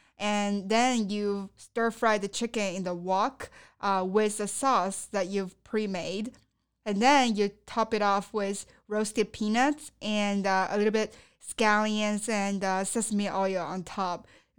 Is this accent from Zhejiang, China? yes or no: no; Sichuan, China; now in United States; one of the signature Sichuanese dishes that I grew up eating in Sichuan province.